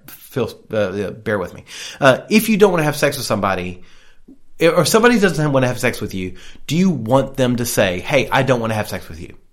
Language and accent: English; the South, United States; I'm from the South